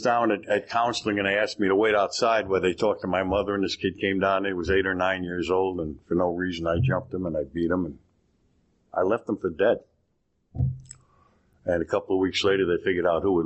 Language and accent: English; Cheyenne River Reservation, South Dakota, United States; I was raised on the Cheyenne River Reservation out in South Dakota